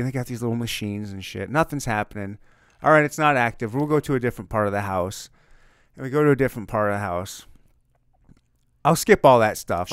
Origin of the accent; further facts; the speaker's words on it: Missouri, United States; We're from Missouri. It's the Show Me State.